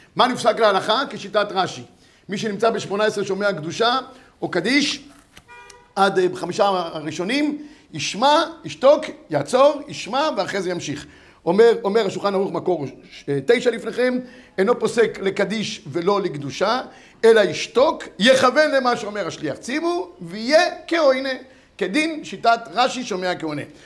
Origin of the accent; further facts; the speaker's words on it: Yehud, Central District, Israel; אני כילד גדלתי איפה שגדלתי, זה בית כנסת בית מאיר ביהוד